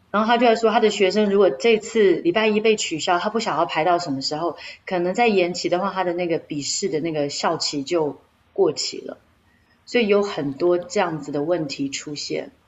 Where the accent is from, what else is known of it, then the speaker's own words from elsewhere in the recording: Taiwan; moved away as an adult; also born or lived in United Kingdom; now in London, United Kingdom; 我是从台湾来的